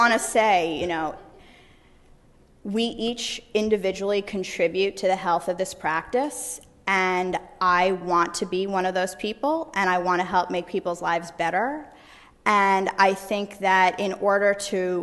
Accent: New York, United States; born and raised in New York. That's where I practice today

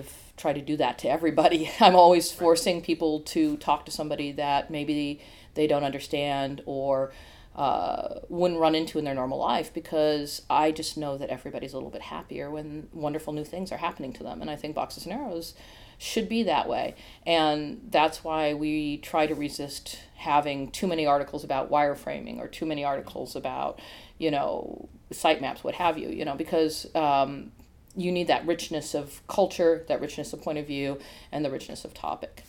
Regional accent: Iowa, United States; moved away; I've had some funny conversations recently about growing up in Iowa. And I grew up in a very small town

